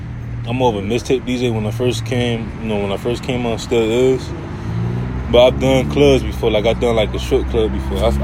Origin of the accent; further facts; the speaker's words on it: Miami, Florida, United States; I'm from Miami. I'm from, you know what I'm saying, I'm from Florida.